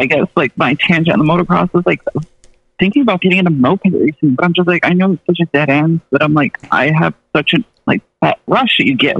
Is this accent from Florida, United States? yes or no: no; Malone, New York, United States; moved away; I grew up in a town called Malone. So it was like Malone, New York.